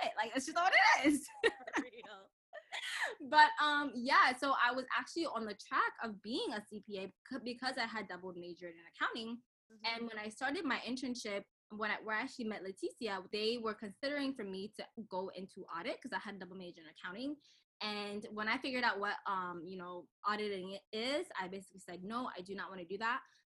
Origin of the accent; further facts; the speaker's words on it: Cameroon; I am from Cameroon